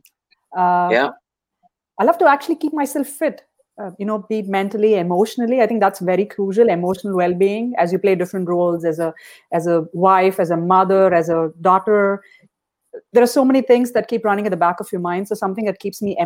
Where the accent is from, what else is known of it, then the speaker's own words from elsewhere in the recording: India; moved away; when I was growing up in India